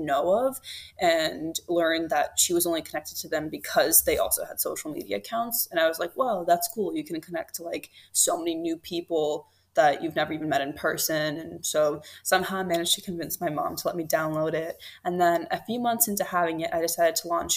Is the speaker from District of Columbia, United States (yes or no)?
yes; Washington, District of Columbia, United States; also born or lived in Moscow, Russia; I moved to the Washington, D.C. area with my family